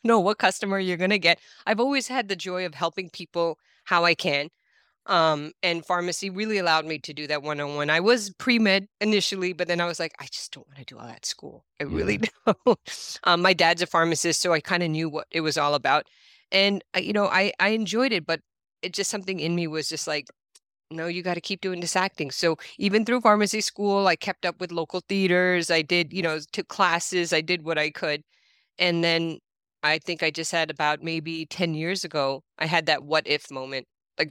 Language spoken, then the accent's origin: English; New York, United States; I grew up in New York